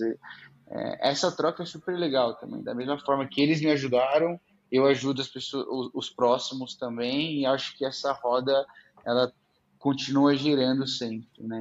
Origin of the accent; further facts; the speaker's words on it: Araraquara, São Paulo, Brazil; moved away as an adult; also born or lived in Idaho; now in São Paulo, Brazil; eu sou do interior de São Paulo, né? Nasci em Araraquara.